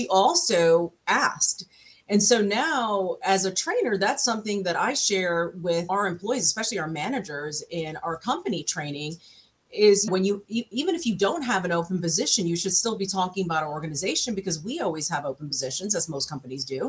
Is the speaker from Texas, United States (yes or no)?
no; New York City, New York, United States; now in Florida, United States; my story actually started in Brooklyn, New York, where I'm from. And so I was raised in Brooklyn